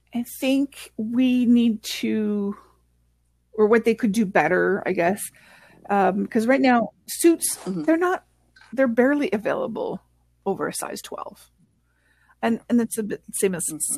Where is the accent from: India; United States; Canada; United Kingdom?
Canada; first language French; English is a second language; I'm French Canadian and English is my second language